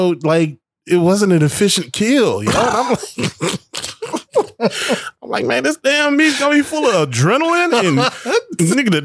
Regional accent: United States; I am an American

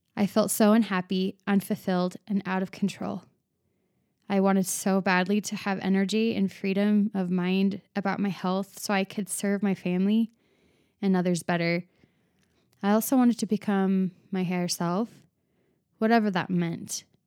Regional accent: Arizona, United States; now in Utah, United States; I live in Utah, But I was born and raised in Arizona

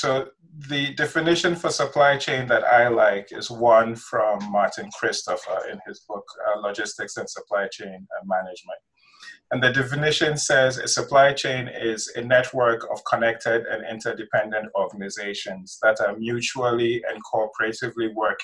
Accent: Ghana; moved away as an adult; also born or lived in Nigeria; now in United States; I grew up in West Africa. I did my elementary schooling in Nigeria, did my secondary school in Ghana, came to the United States in 97 to go to college.

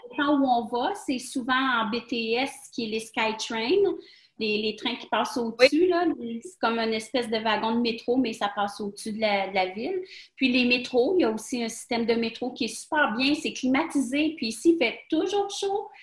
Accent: Quebec, Canada; moved away as an adult; also born or lived in Bahrain; chez nous au Québec

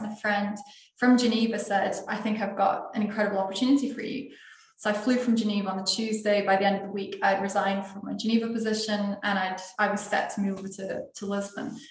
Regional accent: Scotland, United Kingdom; now in Portugal; I'm from Scotland

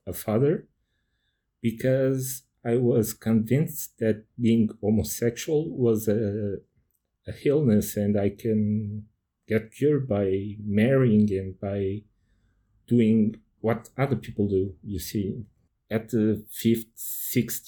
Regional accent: Portugal; I'm from Portugal

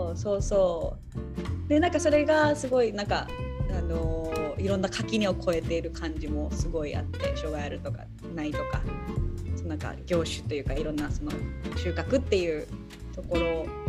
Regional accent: Hachinohe, Aomori, Japan; 地元の八戸にはさ、そのエンブリっていう

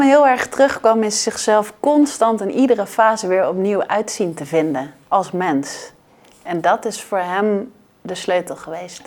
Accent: Netherlands; wij als Nederlanders

